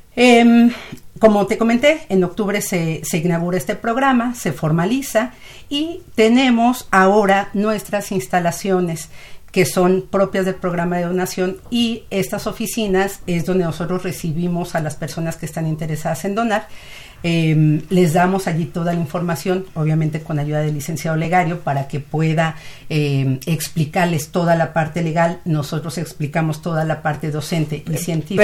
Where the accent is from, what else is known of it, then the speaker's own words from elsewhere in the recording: Mexico; nuestro país